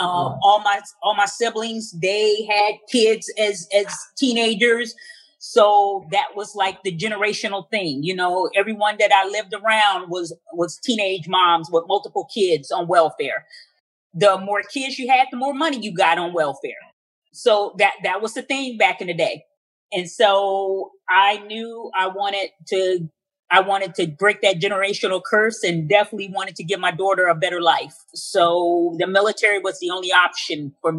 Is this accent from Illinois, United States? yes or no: yes; Chicago, Illinois, United States; moved away as an adult; also born or lived in Overland Park, Kansas / New York City; now in New Hampshire, United States; I am originally from Chicago, born and raised in Chicago